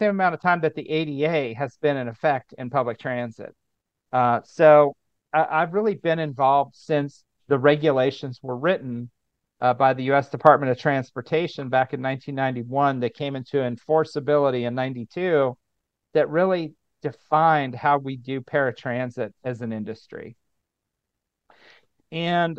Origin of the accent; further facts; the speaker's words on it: Indiana, United States; moved away as an adult; also born or lived in San Francisco; back in Indiana where I grew up